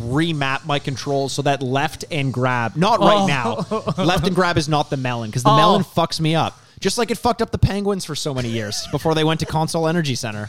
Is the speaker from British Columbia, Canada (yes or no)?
no; Toronto, Ontario, Canada; we're from Toronto.